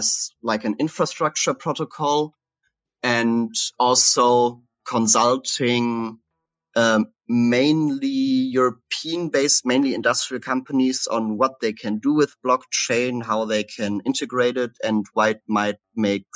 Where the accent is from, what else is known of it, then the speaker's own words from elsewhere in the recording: Cologne, North Rhine-Westphalia, Germany; moved away as an adult; also born or lived in Halle, Germany / Berlin, Germany; I'm originally from Germany, from the Cologne area